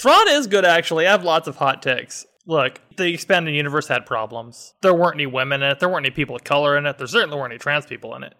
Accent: Phoenix, Arizona, United States; also born or lived in Hamilton, Ohio; I'm a desert rat, grew up in Phoenix, lived here my entire life, probably will never go anywhere else.

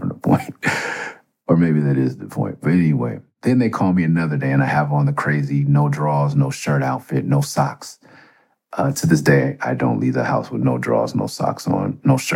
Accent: Los Angeles, California, United States; also born or lived in Tucson; I'm from Mid-City

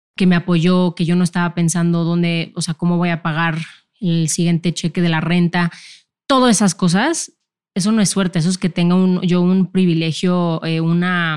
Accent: Mexico; yo siendo mexicana

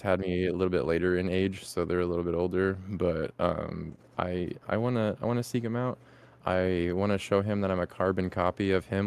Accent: California, United States; we're from California

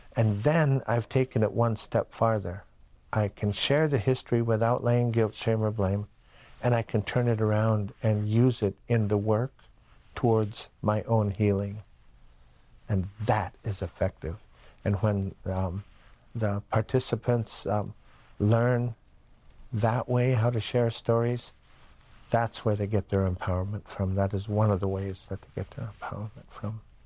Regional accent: Bonaparte First Nation, Shuswap Nation, British Columbia, Canada; I'm from the Bonaparte Indian Band of the Shuswap Nation

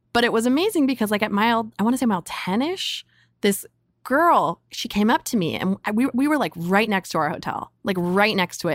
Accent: Carlsbad, California, United States; I grew up in San Diego in North County in a, in a town called Carlsbad.

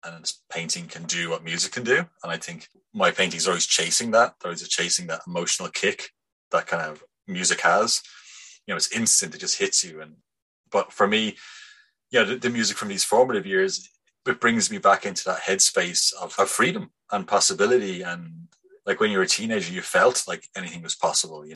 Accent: Bray, Leinster, Ireland; now in Dublin, Ireland; I'm from Bray

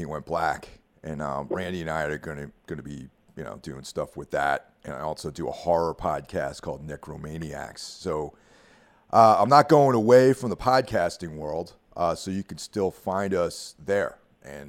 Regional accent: Carmel, New York, United States; moved away; back in my hometown of Carmel, New York

